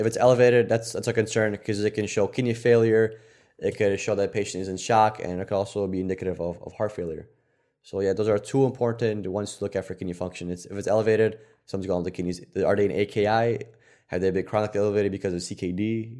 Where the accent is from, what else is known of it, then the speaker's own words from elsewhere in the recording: Poland; moved away; we're fucking Polish